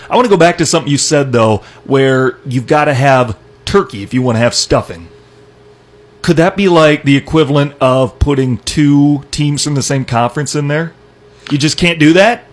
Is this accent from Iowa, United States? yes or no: yes; Iowa, United States; I'm from Iowa.